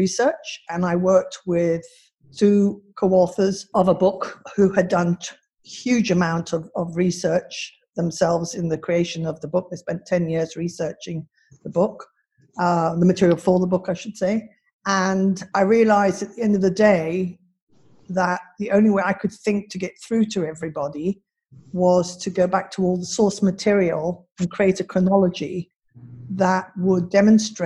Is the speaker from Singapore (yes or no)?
yes; Singapore; me growing up in Singapore as a young girl, a tomboy